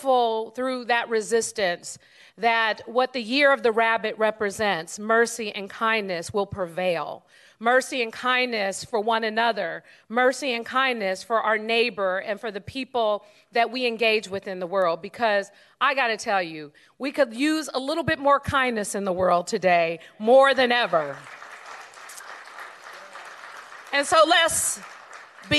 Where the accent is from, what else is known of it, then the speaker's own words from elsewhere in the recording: San Francisco, California, United States; we grew up in San Francisco